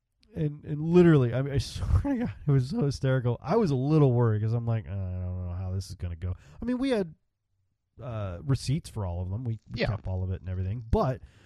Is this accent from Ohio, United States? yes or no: no; Texas, United States; also born or lived in Chicago, Illinois; I grew up in Texas, and I've been in Texas since I was 12 years old, and before that I was in Chicago